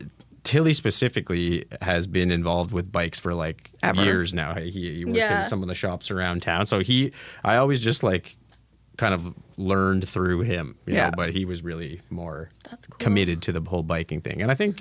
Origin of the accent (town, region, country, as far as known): Ameliasburg, Ontario, Canada; born or raised there; accent: rural Southern Ontario